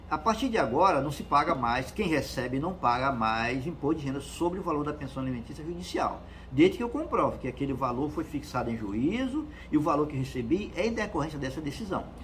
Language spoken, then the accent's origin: Portuguese; Northeast Region, Brazil; Tem, como diz no Nordeste, no interior do Nordeste, eu sou nordestino